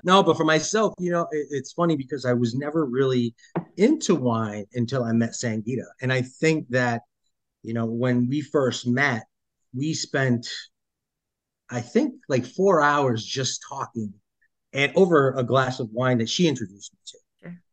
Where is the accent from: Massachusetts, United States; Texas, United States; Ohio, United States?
Massachusetts, United States; Boston; moved away as an adult; now in Portland, Maine, United States; born and raised in Massachusetts. Uh, okay. started off early on in uh, Dorchester